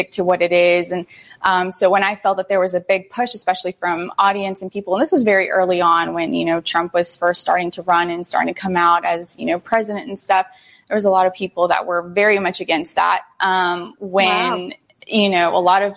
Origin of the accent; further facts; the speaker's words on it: United States; first language Spanish; English is a second language; I was born here in the United States. My parents were born in Mexico, and they immigrated